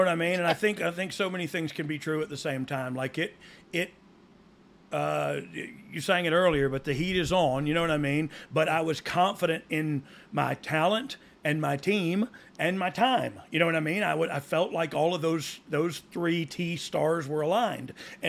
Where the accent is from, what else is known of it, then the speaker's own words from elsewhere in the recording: Georgia, United States; I'm from Georgia, but I've been to the field and wore his hat